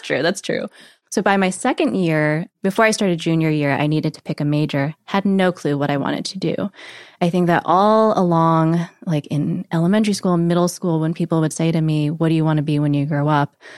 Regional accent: Monroe, Connecticut, United States; also born or lived in Warwick, New York; So I grew up in a little town called Monroe, Connecticut. So I was back, actually born in Warwick, New York, and then at some point my parents moved to Connecticut.

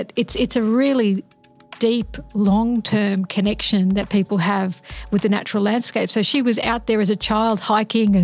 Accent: Sydney, New South Wales, Australia; I grew up in Sydney

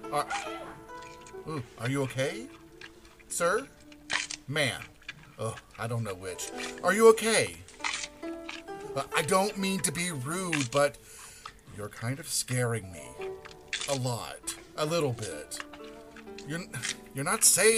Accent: Chattanooga, Tennessee, United States; I am from Chattanooga, Tennessee

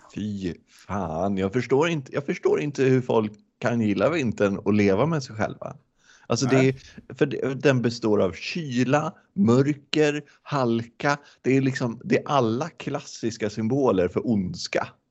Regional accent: Västerås, Västmanland, Sweden; moved away as an adult; now in Gothenburg, Sweden; jag kommer, jag kommer från Västerås också från början. Men jag har bott i Göteborg sedan 2017

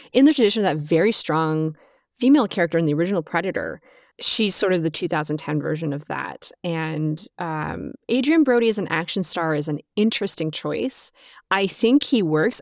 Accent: Southern California, United States; growing up in Southern California

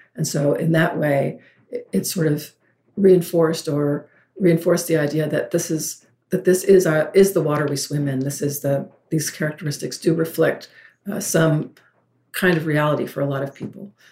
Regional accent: the South, United States; I'm from the South

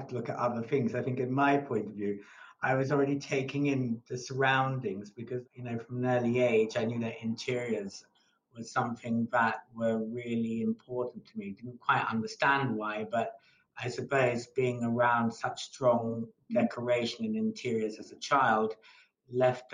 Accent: Malta; moved away; I came from Malta

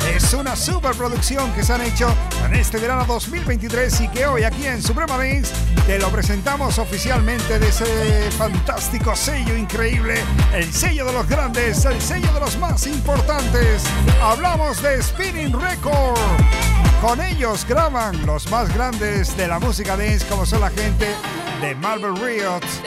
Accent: Canary Islands, Spain; Yo como soy canario

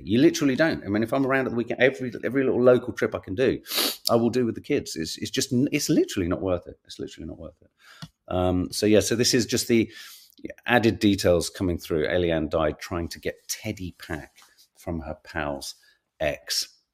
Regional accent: London, United Kingdom; as a Londoner

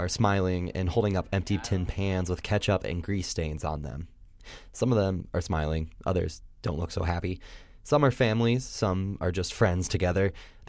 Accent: Indiana, United States; The restaurant has 3 locations around Indiana, and I can remember going to the one on Main Street in my hometown.

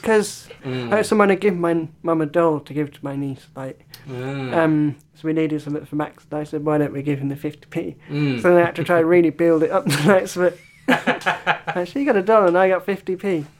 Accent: Ireland; I'm Irish.

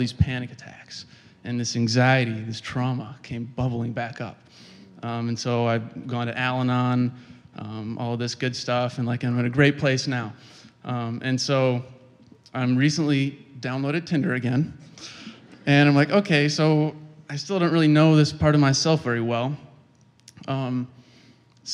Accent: Kalamazoo, Michigan, United States; I'm from Kalamazoo, Michigan

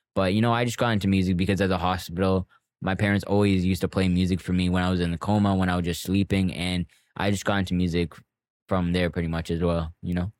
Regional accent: Toronto, Ontario, Canada; I grew up in Scarborough Port Union

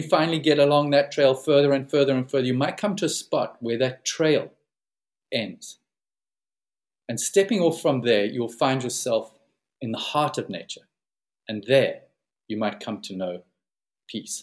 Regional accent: Plettenberg Bay, Western Cape, South Africa; back home in South Africa, where I'm based and where I come from

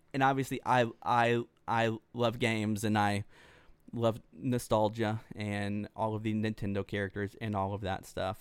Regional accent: Pearland, Texas, United States; moved away as an adult; now in Dallas, United States; we came back home to Pearland, Texas, which is south of Houston

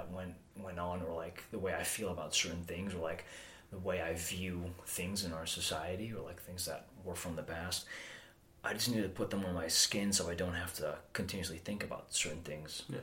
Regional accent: Amsterdam, North Holland, Netherlands; also born or lived in Alkmaar, Netherlands; I was born in Alkmaar, which is a place in the northern part of the Netherlands. Uh, I was raised in and around, I'd say, Amsterdam.

